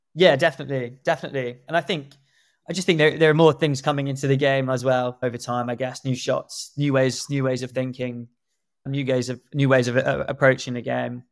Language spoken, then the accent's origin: English; South Africa; moved away; my home country, South Africa